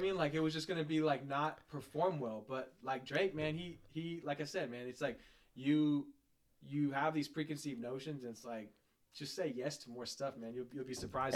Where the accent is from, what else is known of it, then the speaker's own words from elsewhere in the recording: Seattle, Washington, United States; I grew up around here, Seattle